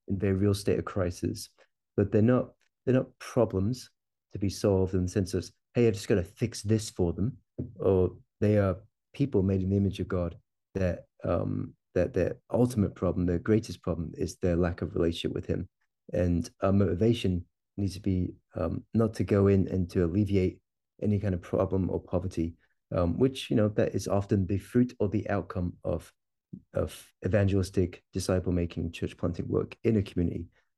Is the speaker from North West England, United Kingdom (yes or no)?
no; Stonehaven, Scotland, United Kingdom; moved away as an adult; now in Kentucky, United States; I'm originally from Scotland, a little town called Stonehaven up in the northeast of Scotland, fishing village up there. And I am planted a church in a small town in Kentucky, just outside Louisville